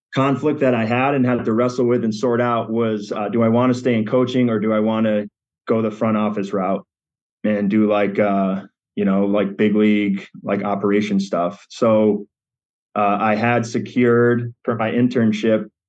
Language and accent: English; Western Massachusetts, United States; moved away as an adult; now in Granby, United States; we were Western Mass natives up until that point. So finally became a Connecticut resident